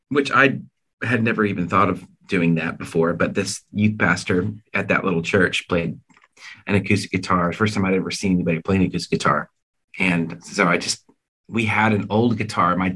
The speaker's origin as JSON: {"language": "English", "region": "Washington", "country": "United States", "tie": "born or raised there", "also_born_or_lived": "California / Colorado / Arizona", "said": "So we grew up in Washington State, California, Colorado, Arizona."}